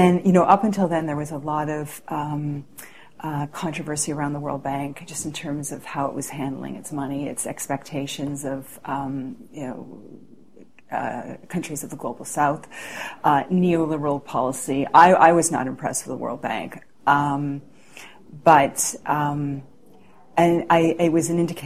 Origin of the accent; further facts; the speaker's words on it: Canada; I was asked as a Canadian